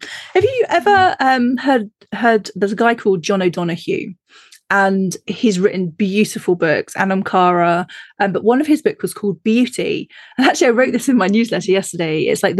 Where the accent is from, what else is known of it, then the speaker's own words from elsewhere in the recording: Looe, South West England, United Kingdom; See, when I grew up in Loo on the south coast, it's like my first, like the lady that lived four steps down, she was a witch